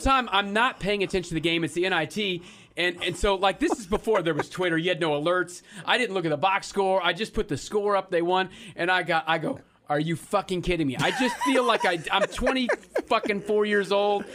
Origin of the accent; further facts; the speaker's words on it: Kansas City, United States; I'm a kid from Kansas City